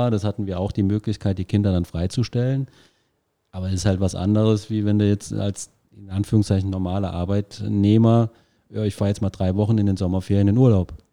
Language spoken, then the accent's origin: German; Zweibrücken, Rhineland-Palatinate, Germany; meine Frau ist aus Homburg, ich bin aus Zweibrücken, also kann man im Fußballbereich schon als Heimat bezeichnen.